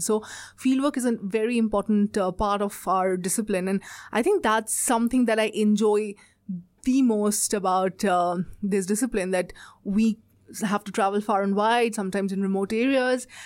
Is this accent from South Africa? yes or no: no; India; moved away as an adult; now in Australia; I'm from India, uh, and I've done all my education and everything is from India.